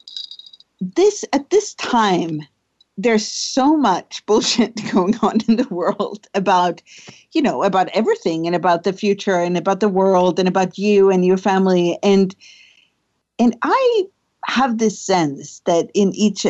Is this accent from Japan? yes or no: no; Sweden; So I grew up in Sweden. I'm born in Sweden. I guess I am Swedish. I still live there